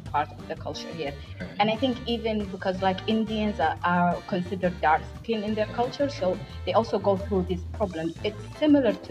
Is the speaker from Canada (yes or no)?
no; Saudi Arabia; accent: Somali; moved away as an adult; also born or lived in Somalia; now in Malaysia; I was born and raised in Saudi